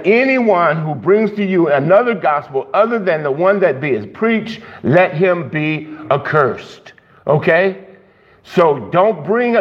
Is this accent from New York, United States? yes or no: no; Miami, Florida, United States; I'm from Miami